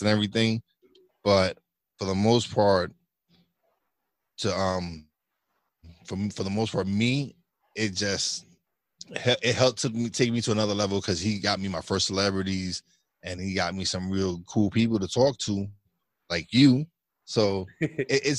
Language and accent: English; New York City, New York, United States; now in Pocono Mountains, Pennsylvania, United States; I'm originally from Brooklyn, New York. But now I live up in the Pocono Mountains in Pennsylvania